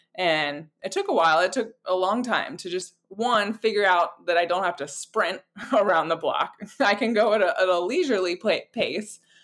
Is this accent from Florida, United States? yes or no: yes; Florida, United States; I I grew up in Florida, and it's hard to not be around a lake